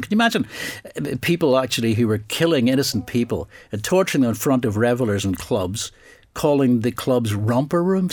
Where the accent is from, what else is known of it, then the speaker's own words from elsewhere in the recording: Northern Ireland, United Kingdom; I grew up in Northern Ireland specifically